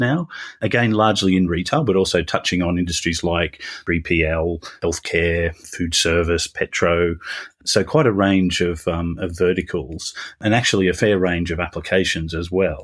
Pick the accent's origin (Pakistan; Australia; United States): Australia; accent: Australian; moved away as an adult; now in United Kingdom; I'm Australian originally, so the, the beginning of my career was down there